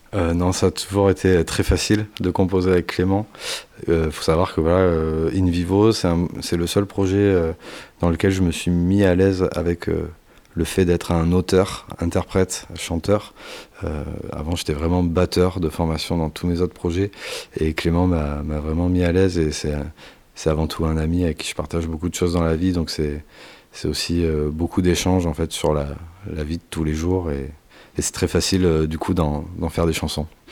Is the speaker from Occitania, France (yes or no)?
no; near Bordeaux, Nouvelle-Aquitaine, France; On est du coin, on est de la Nouvelle-Aquitaine pour faire large et, plus précisément vers Bordeaux